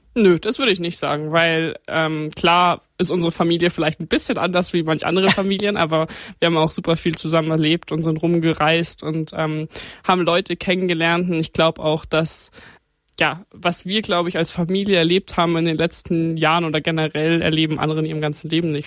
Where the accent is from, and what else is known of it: Grünwald, Bavaria, Germany; born or raised there